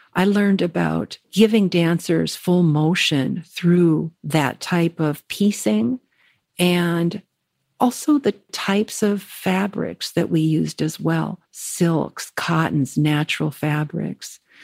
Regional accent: Minnesota, United States; moved away as an adult; also born or lived in New York; I'm from Minnesota

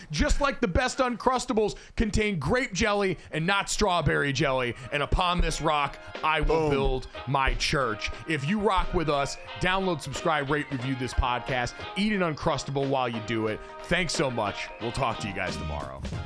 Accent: East Coast, United States; moved away as an adult; also born or lived in Midwest; I grew up in the East Coast

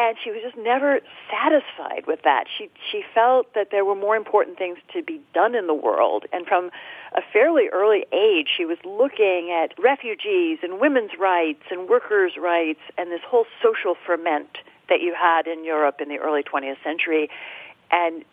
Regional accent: Oklahoma, United States; I grew up in Oklahoma

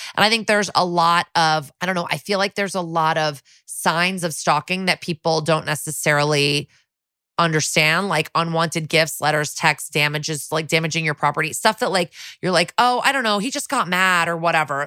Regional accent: New Canaan, Connecticut, United States; I grew up in New Canaan

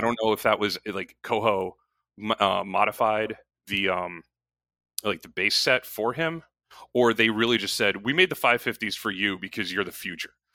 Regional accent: Connecticut, United States; where I grew up in Connecticut

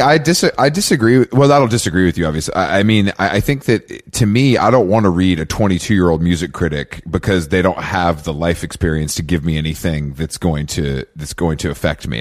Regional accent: Atlanta, Georgia, United States; I'm from Atlanta

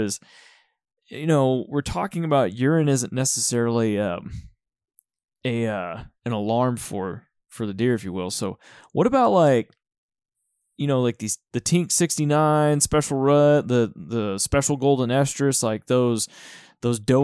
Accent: Texas, United States; growing up in Texas

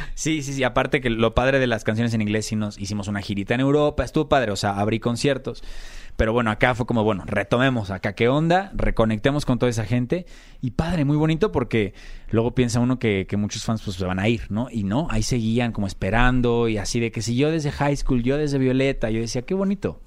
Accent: Mexico; moved away as an adult; also born or lived in Argentina / Brazil / United States

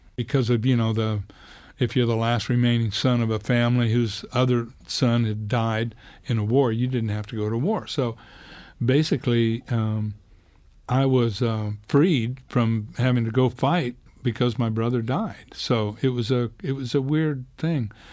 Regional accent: Clayton, New Mexico, United States; I grew up in this little town in, in New Mexico, Clayton

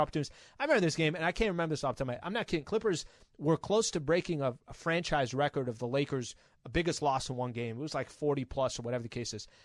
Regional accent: San Diego, California, United States; I'm from San Diego

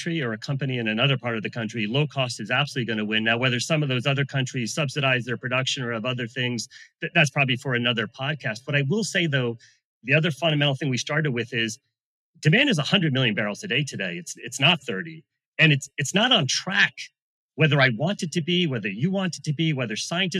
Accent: United States; I'm an American

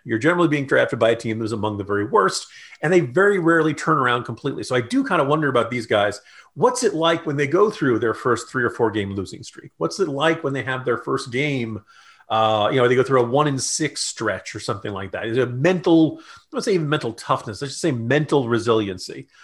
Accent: New Jersey, United States; accent: New Jersey; my New Jersey accent

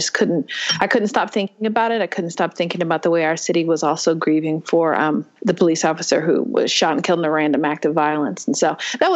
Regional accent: Louisville, Kentucky, United States; I've lived here my whole life

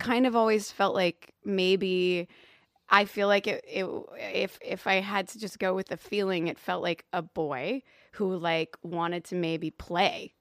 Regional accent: Louisville, Kentucky, United States; I'm from Louisville, Kentucky

